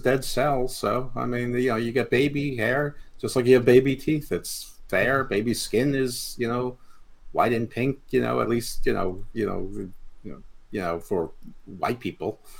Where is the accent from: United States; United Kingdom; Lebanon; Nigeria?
United States; New York; accent: New York; moved away as an adult; now in Baltimore, United States; I was only in New York for 17 years